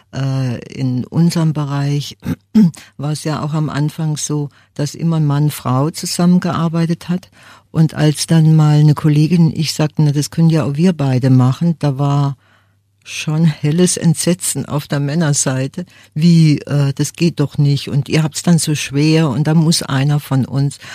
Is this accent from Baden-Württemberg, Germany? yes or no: yes; Freiburg, Baden-Württemberg, Germany; ich bin hier in Freiburg aufgewachsen